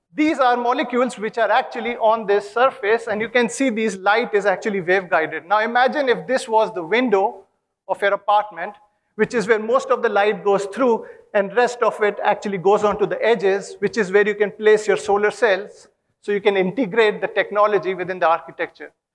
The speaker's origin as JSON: {"language": "English", "town": "Kanpur", "region": "Uttar Pradesh", "country": "India", "moved": "yes", "lives_now": "Sydney, Australia", "said": "I come from Kanpur"}